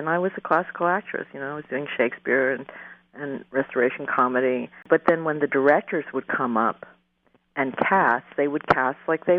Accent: New York City, New York, United States; My parents were so different than the parents that I was, the kids that where I was growing up in Queens, New York.

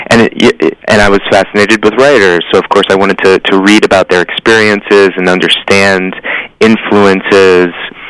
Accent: Newton, Massachusetts, United States; moved away as an adult; now in New York City, United States; I grew up in the Boston area

